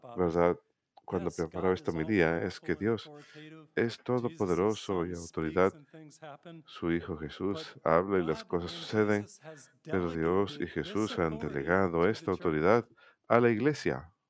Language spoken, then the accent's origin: Spanish; Massachusetts, United States; cuando era niño en Massachusetts